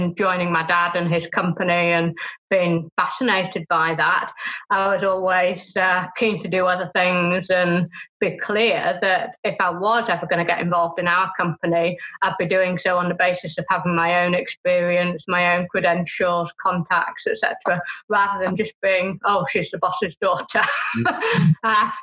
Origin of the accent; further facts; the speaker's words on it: Beverley, Yorkshire and the Humber, United Kingdom; I guess it all began in East Yorkshire. I was born in Beverley